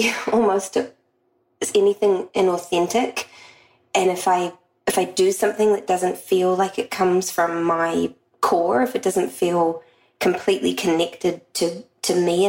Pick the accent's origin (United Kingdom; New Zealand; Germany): New Zealand; I'm from New Zealand, and it's a part of my history